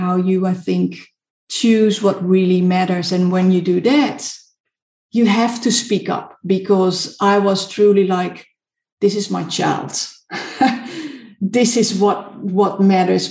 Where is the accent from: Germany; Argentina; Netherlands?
Netherlands; also born or lived in South Africa; now in United Kingdom; I'm from the Netherlands